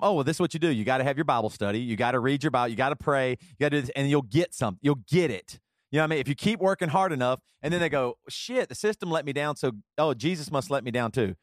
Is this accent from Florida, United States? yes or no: no; South Carolina, United States; moved away; also born or lived in Seattle; growing up in South Carolina